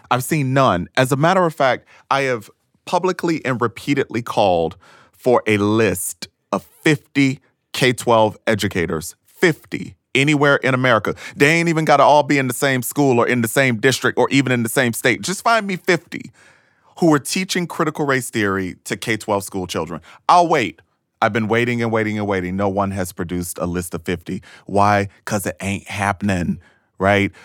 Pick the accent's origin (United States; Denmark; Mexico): United States; Thomasville, Georgia; moved away as an adult; I am from Thomasville, Georgia, a racially segregated small town uh, in deep, deep, deep Georgia